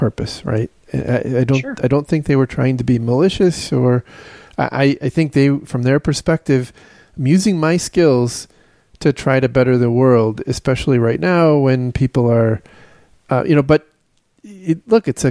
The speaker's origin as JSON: {"language": "English", "country": "United States", "said": "as an American"}